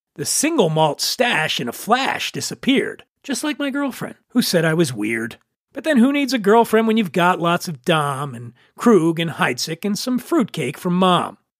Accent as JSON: {"language": "English", "town": "Philadelphia", "region": "Pennsylvania", "country": "United States", "tie": "born or raised there", "moved": "yes", "lives_now": "New York, United States", "said": "my fondest memories growing up in Philly"}